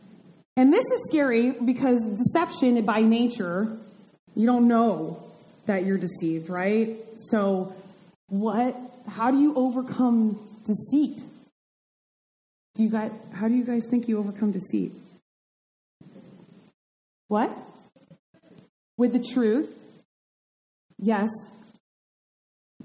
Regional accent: Vermont, United States; I grew up in Vermont

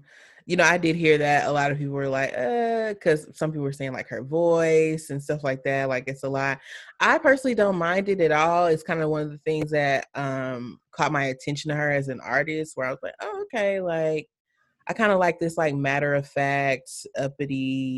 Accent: Alabama, United States; I'm from Alabama.

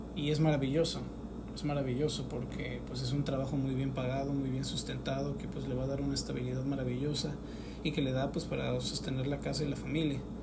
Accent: Mexico; now in Oaxaca, Mexico; aquí en, en mi país y decidí mudarme. Mudarme a Oaxaca

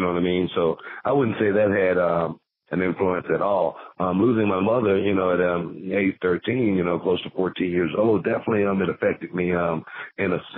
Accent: Houston, Texas, United States; growing up in South Park

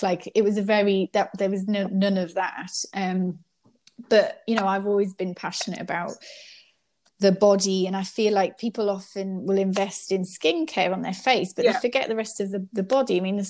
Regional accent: England, United Kingdom; I grew up in England

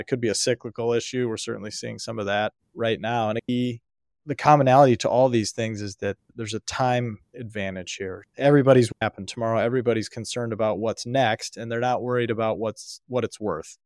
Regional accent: United States; I was born in America in nineteen eighty into a family that valued education

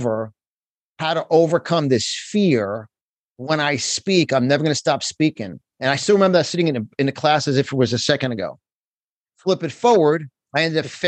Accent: Yonkers, New York, United States; accent: New York; moved away as an adult; now in Florida, United States; born and raised in New York, Yonkers, New York

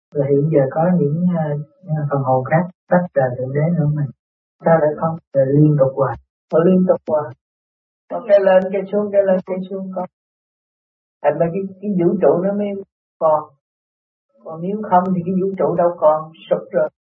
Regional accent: Vietnam; mình người Việt Nam

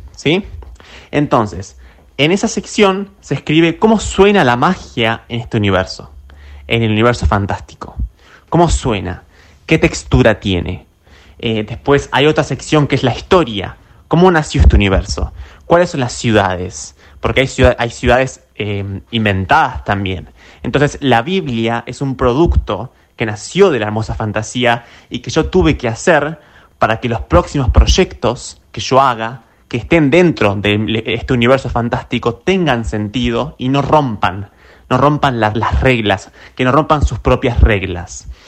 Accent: Carmen de Patagones, Buenos Aires Province, Argentina; yo tengo mi, conjunto de recuerdos negativos aquí en Patagones, especialmente en la secundaria

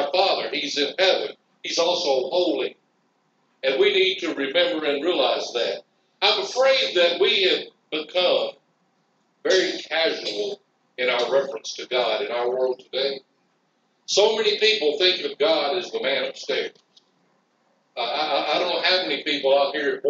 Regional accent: Madison, Tennessee, United States; I grew up in Madison, Tennessee, 910 New York West

